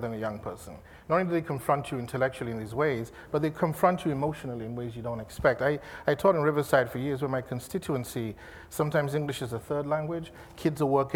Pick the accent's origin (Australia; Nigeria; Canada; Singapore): Nigeria; moved away as an adult; also born or lived in London, United Kingdom; now in Los Angeles, United States; I moved from Nigeria to London in 92